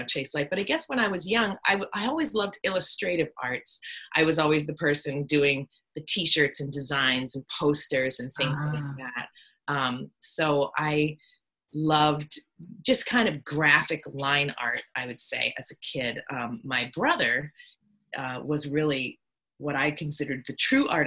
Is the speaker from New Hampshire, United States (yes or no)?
yes; Hollis, New Hampshire, United States; also born or lived in Portsmouth, New Hampshire; I was raised in Hollis, New Hampshire, which is where I've moved back